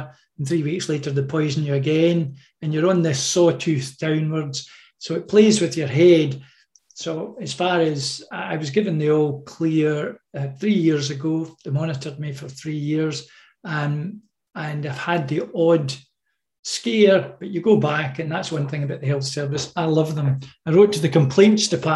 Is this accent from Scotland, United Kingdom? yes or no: yes; Stirling, Scotland, United Kingdom; I was born in a tenement flat across from Stirling Bridge, which in 1297 we beat the English, and then we moved to a council estate, and 100 yards from that was the Battle of Bannockburn